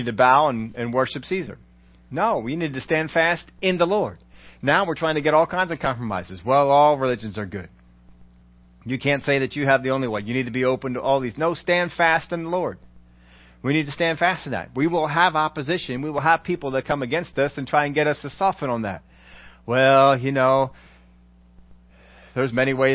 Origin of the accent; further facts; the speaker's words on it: United States; We're all Americans.